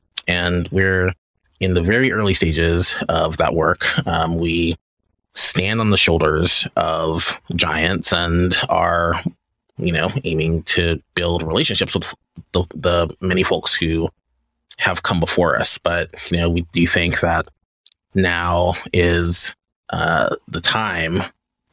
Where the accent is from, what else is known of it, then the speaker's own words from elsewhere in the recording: Louisiana, United States; I grew up in Louisiana